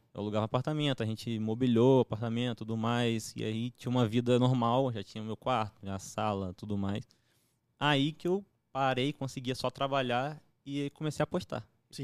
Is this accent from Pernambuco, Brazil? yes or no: no; Campos dos Goytacazes, Rio de Janeiro, Brazil; Eu sou de Campos do Goitacazes